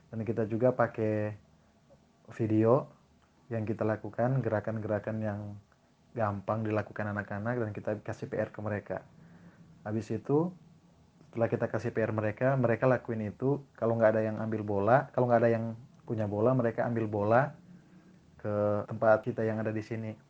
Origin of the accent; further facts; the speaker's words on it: Manado, North Sulawesi, Indonesia; now in Jakarta, Indonesia; Saya asal saya dari Manado, tapi sekarang saya tinggal di Jakarta.